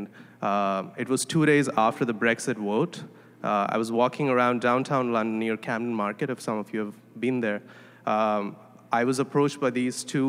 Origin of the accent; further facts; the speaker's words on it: India; moved away as an adult; now in Toronto, Canada; I'm originally from India. I came to Toronto to study, to do my master's